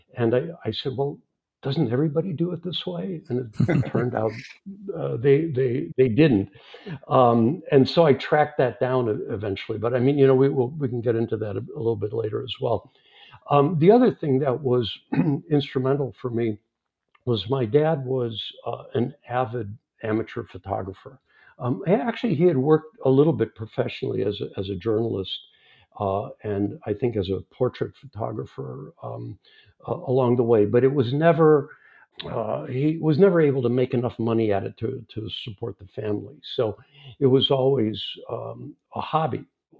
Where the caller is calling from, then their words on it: Los Angeles, California, United States; I'm in Los Angeles. It's early afternoon here